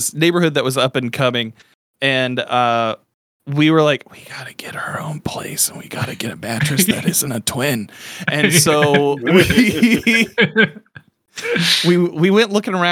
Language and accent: English; Midwest, United States; I grew up in the Midwest